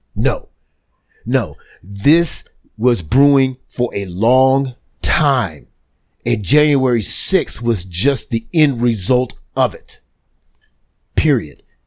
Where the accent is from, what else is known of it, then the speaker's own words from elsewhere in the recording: United States; We as an American people